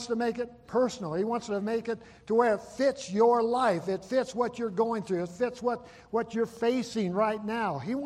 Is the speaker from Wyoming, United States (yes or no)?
yes; Buffalo, Wyoming, United States; I grew up in Wyoming, grew up in Buffalo, and grew up on a ranch there